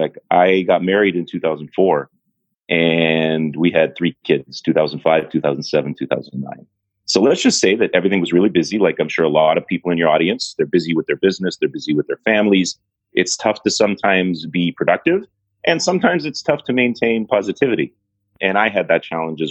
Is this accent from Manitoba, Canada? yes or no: no; Toronto, Ontario, Canada; born and raised in Toronto